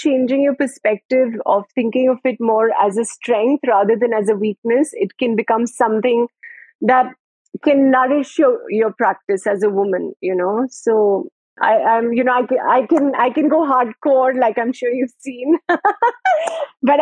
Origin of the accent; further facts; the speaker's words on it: India; being an Indian woman